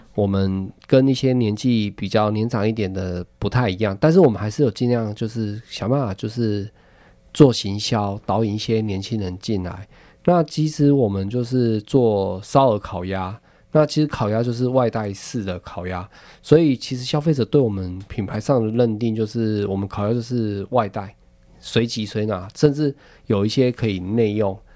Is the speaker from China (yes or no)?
no; Taiwan; also born or lived in Taichung; 我们台湾人